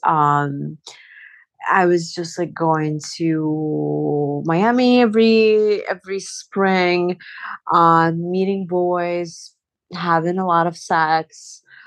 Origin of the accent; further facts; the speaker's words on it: Azerbaijan; moved away; when I was growing up in Azerbaijan